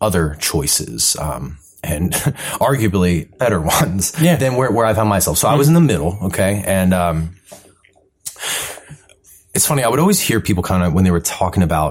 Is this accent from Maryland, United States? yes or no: yes; Columbia, Maryland, United States; I grew up in Columbia, Maryland